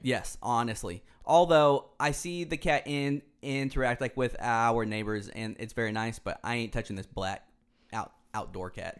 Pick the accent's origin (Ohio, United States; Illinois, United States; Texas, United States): Texas, United States; Houston; also born or lived in Dallas, Texas; growing up in Houston, it's a, it's along the Gulf Coast